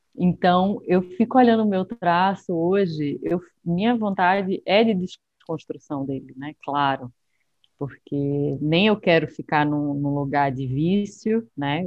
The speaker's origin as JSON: {"language": "Portuguese", "town": "Recife", "region": "Pernambuco", "country": "Brazil", "moved": "as an adult", "lives_now": "São Paulo, Brazil", "said": "de onde eu venho, né? Eu acho que é, a gente realmente tem, as cores são mais intensas, né? o pernambucano é uma é um ser intenso"}